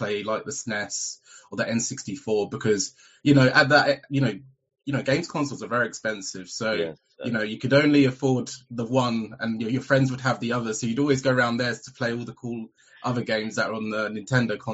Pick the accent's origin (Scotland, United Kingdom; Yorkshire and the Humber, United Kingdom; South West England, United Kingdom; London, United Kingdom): London, United Kingdom; I grew up in North London